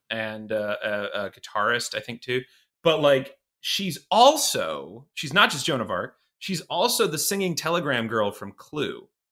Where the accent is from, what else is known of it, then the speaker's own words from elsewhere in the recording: Iowa, United States; moved away as an adult; also born or lived in Boston / Los Angeles; I'm from Iowa originally